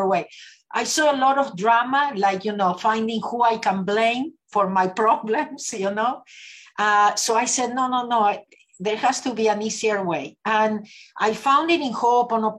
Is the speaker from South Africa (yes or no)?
no; Argentina; moved away as an adult; now in Los Angeles, United States; I was born in Argentina. I lived in Los Angeles, California for the last 38 years.